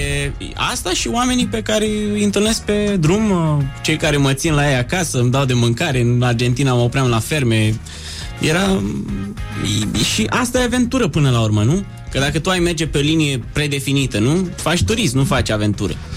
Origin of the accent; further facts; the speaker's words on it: Romania; Din România